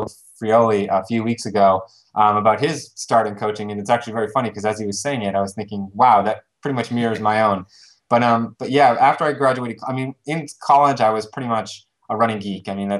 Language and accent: English; Maine, United States; I'm from Maine originally